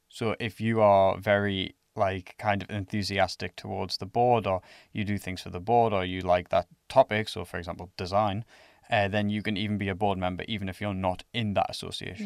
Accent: England, United Kingdom; now in Finland; I'm from England

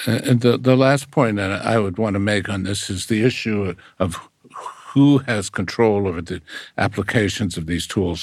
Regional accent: United States; as an American

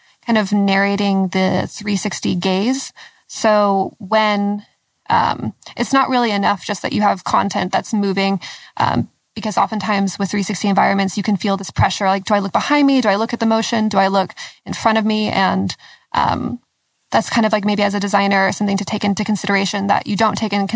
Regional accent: Lexington, Kentucky, United States; I'm from Lexington, Kentucky

